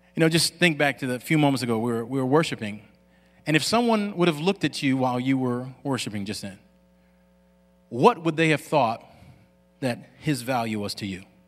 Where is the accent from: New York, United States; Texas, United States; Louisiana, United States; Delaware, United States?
Louisiana, United States; Lafayette; I grew up in Lafayette, Louisiana